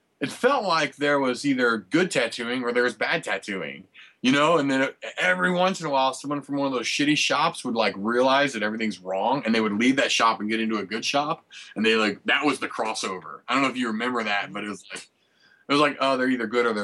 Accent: St. Louis, Missouri, United States; I'm from St. Louis, and I tattoo too

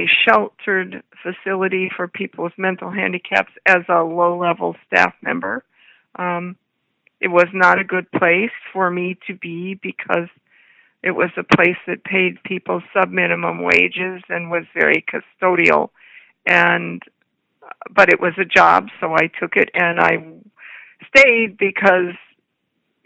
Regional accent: Toledo, Ohio, United States; I was born in Toledo, Ohio, the third of five children.

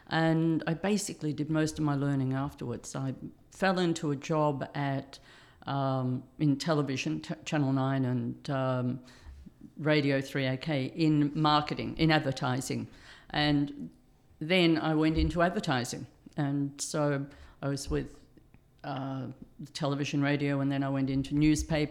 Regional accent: Melbourne, Victoria, Australia; moved away as an adult; I'm from Melbourne, down south.

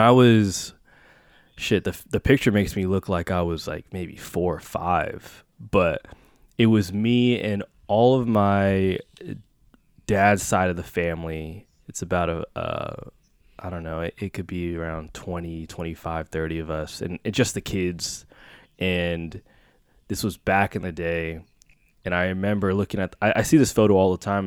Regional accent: Bay Area, California, United States; born and raised in the Bay Area

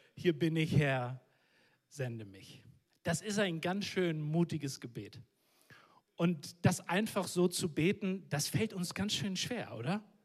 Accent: Northern Germany, Germany; Ich komme aus dem Norden von Deutschland

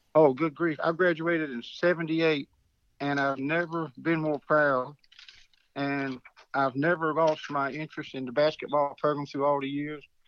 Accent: Wallace, North Carolina, United States; high school where I was at Wallace Rose Hill

